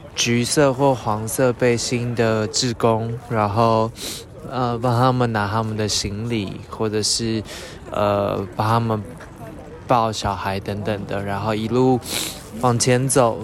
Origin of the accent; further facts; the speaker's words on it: Taiwan; 我们来自台湾